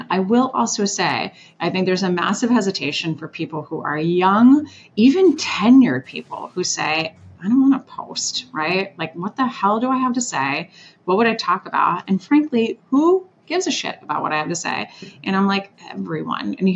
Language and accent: English; Orlando, Florida, United States; also born or lived in Switzerland / Washington, D.C.; I was a 90s kid and I lived in Orlando. So I was born in Switzerland and then moved to DC and then Orlando after that.